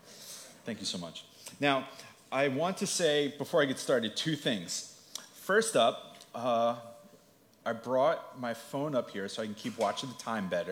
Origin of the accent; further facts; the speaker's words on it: Long Beach Island, New Jersey, United States; I was raised Lutheran down in Long Beach Island